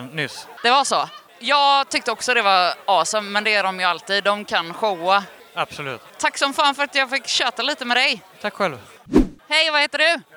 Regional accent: Gothenburg, Västra Götaland, Sweden; Jag kommer från Göteborg

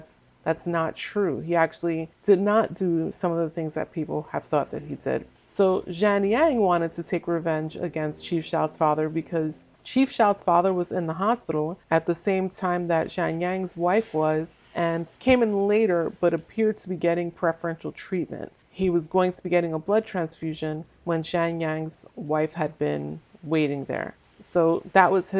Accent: Northeast of the US, United States; I am from the Northeast of the US. We tend to talk fast here.

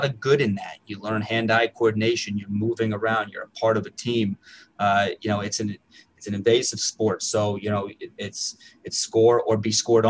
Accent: East Stroudsburg, Pennsylvania, United States; I grew up in East Stroudsburg. My dad came here for about 40 years ago, and he's never left. I was raised in this town

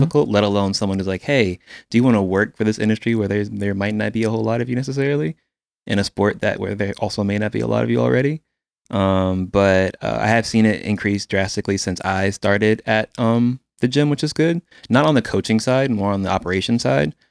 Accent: Quantico, Virginia, United States; now in Houston, United States; I'm originally from, uh, Quantico, Virginia, uh, born and raised

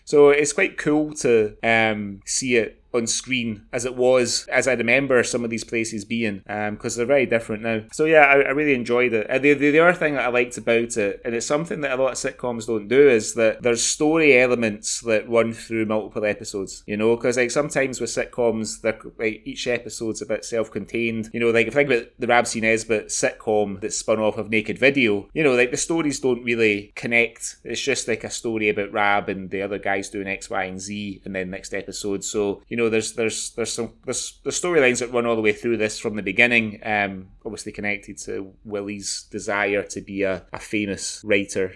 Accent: Glasgow, Scotland, United Kingdom; moved away; also born or lived in Kuwait; I was born in Stobhill.

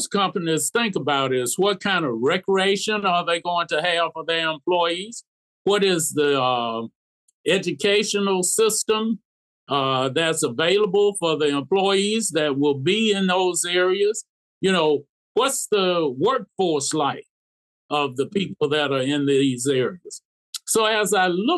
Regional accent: Black Belt, Alabama, United States; I'm from the Black Belt. I represent a poverty-stricken area

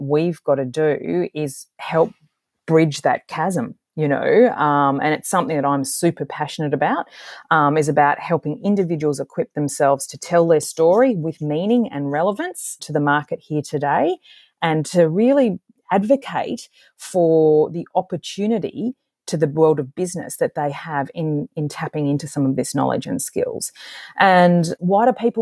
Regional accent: Australia

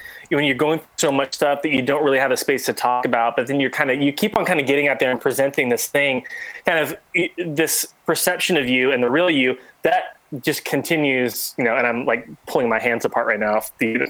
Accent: San Diego, California, United States; and from kind of back where I grew up down in San Diego area.

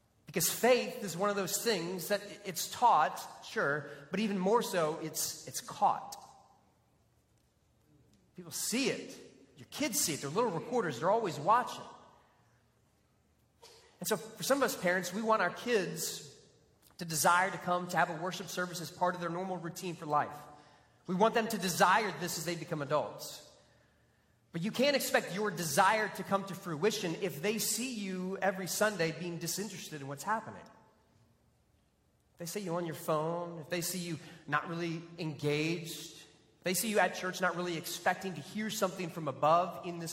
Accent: Texas, United States; also born or lived in Florida; being a Texan

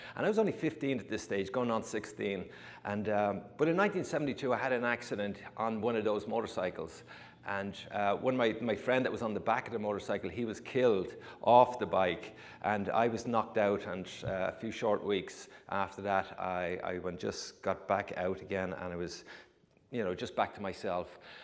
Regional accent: Ireland; moved away as an adult; also born or lived in New York; now in United States; I was born and raised in Ireland

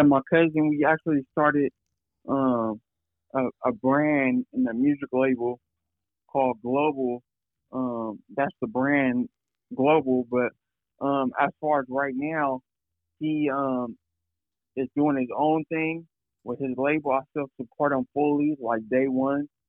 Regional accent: Fresno, California, United States; from Fresno, Cal

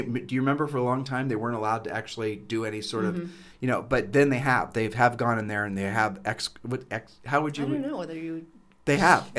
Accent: Ohio, United States; Well, when you and I were growing up in Ohio

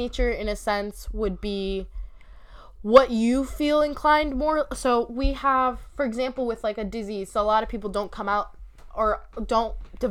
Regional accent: United States; Muslim, so it's a very strict kind of setting. But yeah. I grew up in America, so it's super conflicting

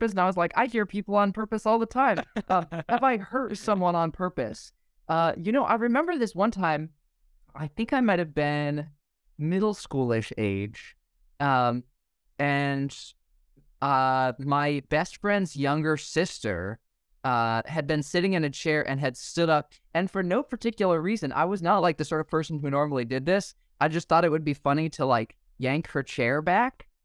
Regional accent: Indonesia; also born or lived in New York, United States; now in Idaho, United States; I was born in New York, grew up in Indonesia, uh, went to college in New York, went to grad school in Pennsylvania, and now I live in Idaho.

